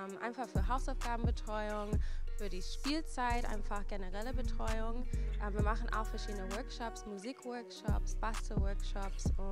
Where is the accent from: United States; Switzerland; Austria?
United States; now in Germany; Ich bin ursprünglich aus den USA. Ich bin erst seit eineinhalb Jahren da, genau, also in Deutschland meine ich.